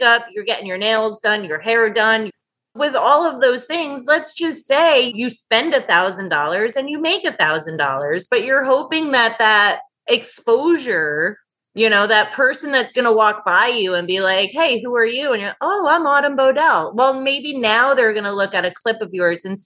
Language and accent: English; New Jersey, United States; also born or lived in Houston; I'm originally from New Jersey. So I came back to New Jersey